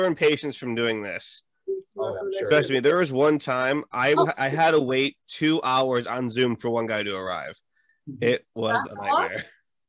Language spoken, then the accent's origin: English; Connecticut, United States; Connecticut. Yep. My home state.